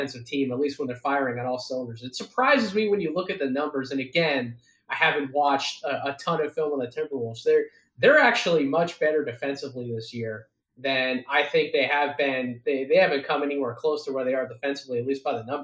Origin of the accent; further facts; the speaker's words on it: Philadelphia, Pennsylvania, United States; my hometown, Philadelphia